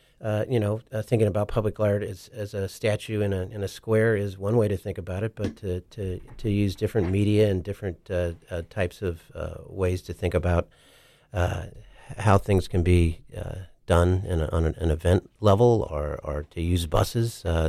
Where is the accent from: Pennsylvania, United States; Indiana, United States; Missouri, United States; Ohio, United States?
Missouri, United States; Kansas City; moved away as an adult; I'm from Kansas City and came here about 20 years ago.